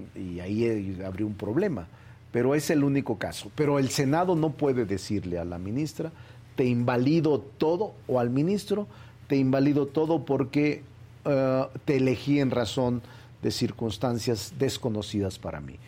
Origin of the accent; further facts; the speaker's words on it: Zacatecas, Mexico; moved away as an adult; now in Mexico City, Mexico; Yo nací en Zacatecas, goberné Zacatecas, quiero mucho a Zacatecas. Ahí están mis muertos, ahí están mis raíces, ahí está mi origen. Pero la mayor parte de mi vida, desde que vine a estudiar a la UNAM en los 80 la he pasado en la Ciudad de México